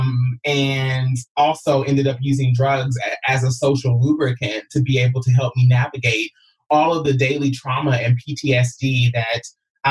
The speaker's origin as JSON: {"language": "English", "region": "Kentucky", "country": "United States", "also_born_or_lived": "Los Angeles", "moved": "as an adult", "said": "I came from Kentucky at 19 years old"}